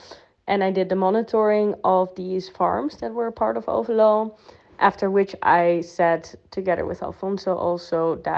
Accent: Netherlands; English is a second language; moved away as an adult; now in Spain; So telling you about my background. I am from the Netherlands and I studied their sustainable development, after which I worked with Common Land to research and to check what are the common agricultural policies in the south of Spain

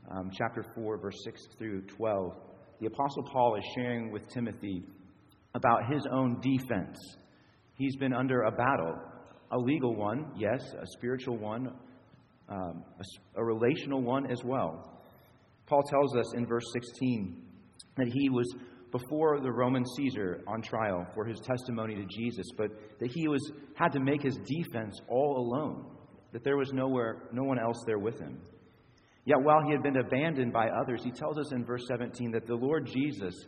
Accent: Springfield, United States; moved away; back in my hometown of Springfield

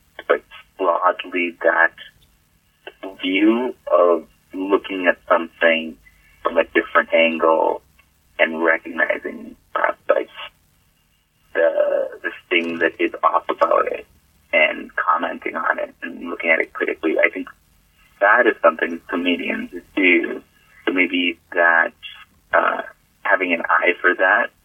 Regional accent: Massachusetts, United States; I was born in Massachusetts.

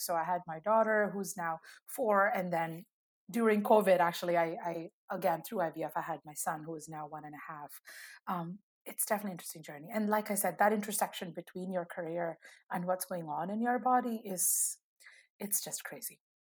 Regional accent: India; moved away as an adult; now in United States; I grew up in India and moved to the US, you know, almost a decade ago

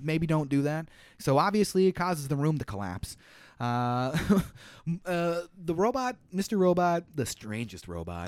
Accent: United States; me being an American

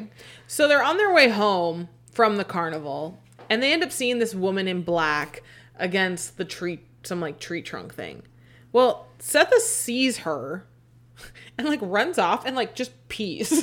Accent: Arizona, United States; we're from Arizona

